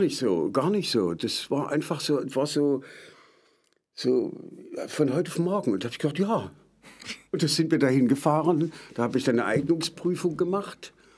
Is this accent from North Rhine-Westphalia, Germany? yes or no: no; Meissen, Saxony, Germany; also born or lived in Dresden; Ich komme ursprünglich aus Meißen, dort bin ich geboren.